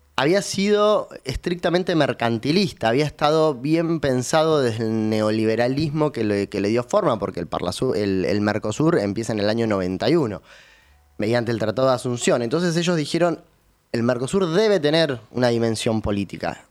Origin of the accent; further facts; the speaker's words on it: Río Gallegos, Santa Cruz, Argentina; now in Buenos Aires, Argentina; nací en Río Gallegos